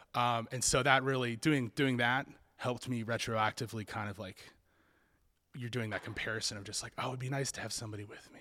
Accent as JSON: {"language": "English", "region": "Kentucky", "country": "United States", "said": "my home state of Kentucky"}